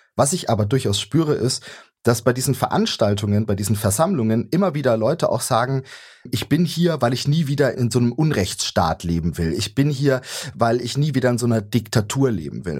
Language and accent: German; Saxony, Germany; also born or lived in Leipzig